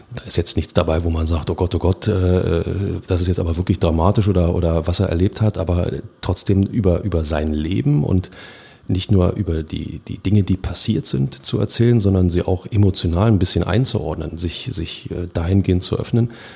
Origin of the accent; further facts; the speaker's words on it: Berlin, Germany; als Berliner